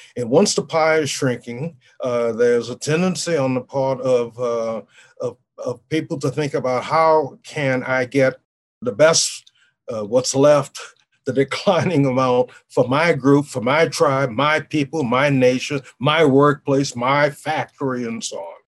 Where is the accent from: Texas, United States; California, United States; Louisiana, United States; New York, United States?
Louisiana, United States; New Orleans; moved away; I grew up in the world in New Orleans